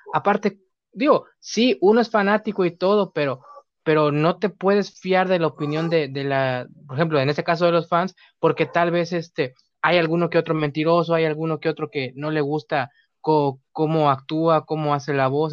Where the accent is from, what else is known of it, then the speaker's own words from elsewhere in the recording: Mexico; aquí en México